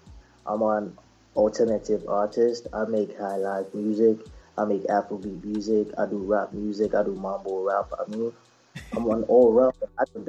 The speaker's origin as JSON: {"language": "English", "town": "Tema", "region": "Greater Accra", "country": "Ghana", "said": "Yeah, I'm from Tema."}